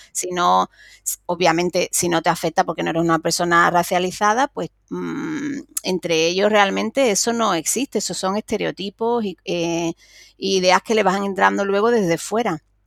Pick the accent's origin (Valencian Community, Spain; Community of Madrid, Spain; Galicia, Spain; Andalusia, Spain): Andalusia, Spain; Cádiz; que soy de Cádiz y que tenemos los carnavales